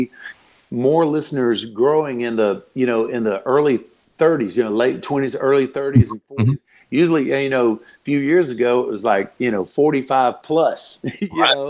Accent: Florida, United States; moved away; also born or lived in Nashville; I've always loved my home state of Florida

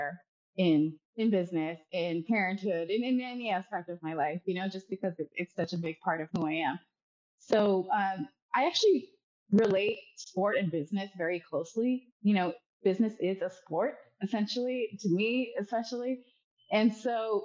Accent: Dubai, United Arab Emirates; moved away as an adult; now in California, United States; I was born and raised in Dubai, and I moved to the U.S. play college tennis a few-ish years ago.

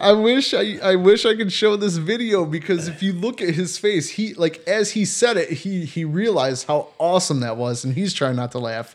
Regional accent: Cleveland, Ohio, United States; I am from Cleveland.

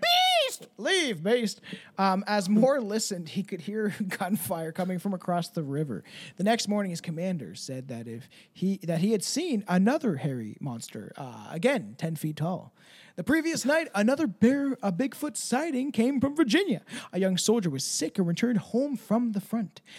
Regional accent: Canada; I'm Canadian

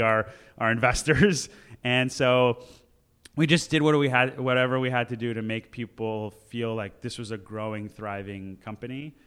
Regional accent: Los Angeles, California, United States; I grew up in the Valley

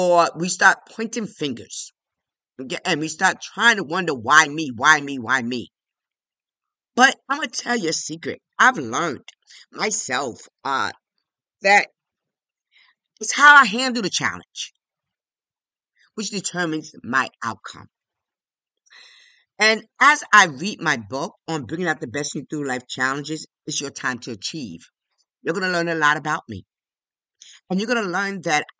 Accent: New York City, New York, United States; I'm one of 12, and I grew up in the South Bronx in the hood. Yes, right on Washington Avenue

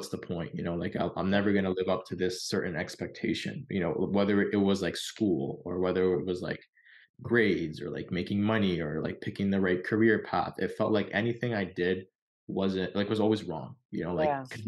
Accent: Canada; We're from Canada

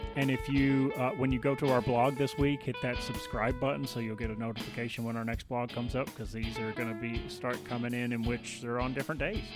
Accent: the South, United States; I grew up in the South

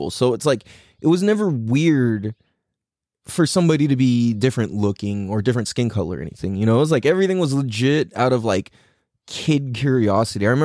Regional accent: San Diego, California, United States; being half Chinese and half Norwegian, it automatically puts me in a really weird place. Because growing up in Mira Mesa

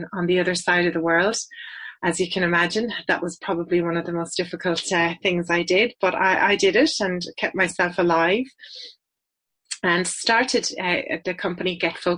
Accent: west of Ireland, Ireland; accent: Irish; moved away as an adult; also born or lived in Dublin / United Kingdom / Sydney, Australia / New Zealand; This is an Irish accent. I'm based in Ireland, but I work with agencies all around the world. I help them with their business challenges that stop them being successful. I was born in Dublin, but raised in the west of Ireland

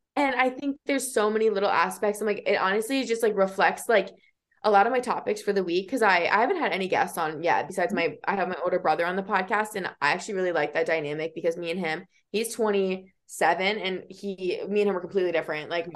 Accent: Iowa, United States; growing up in Iowa, like there's really no like even diversity here

